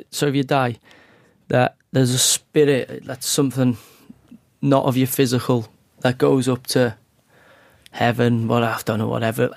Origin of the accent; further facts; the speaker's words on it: the north of England, United Kingdom; I'm a Northerner